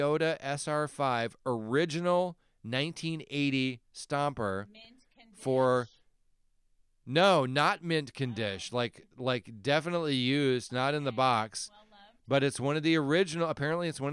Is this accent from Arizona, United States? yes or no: yes; Phoenix, Arizona, United States; we grew up in Metro Phoenix, Arizona